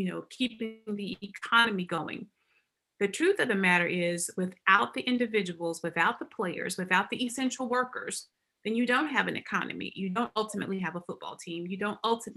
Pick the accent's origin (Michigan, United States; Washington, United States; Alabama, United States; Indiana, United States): Alabama, United States; moved away as an adult; now in Arkansas, United States; I am actually an Alabama girl. I grew up in Alabama.